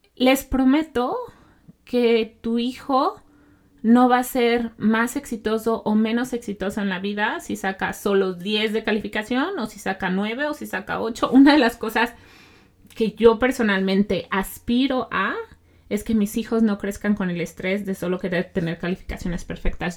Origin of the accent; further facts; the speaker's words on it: Mexico; now in Canada; yo soy mexicana